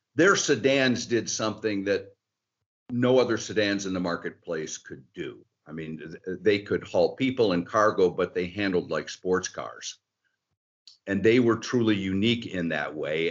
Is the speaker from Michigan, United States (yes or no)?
yes; outside of Detroit, Michigan, United States; I grew up outside of Detroit